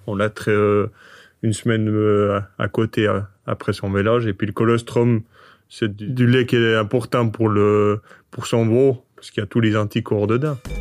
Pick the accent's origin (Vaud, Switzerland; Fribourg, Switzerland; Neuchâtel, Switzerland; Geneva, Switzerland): Fribourg, Switzerland; Le Mouret; je viens du Mouret, j'ai 28 ans, je suis agriculteur sur l'exploitation familiale. C'est euh, dans le canton de Fribourg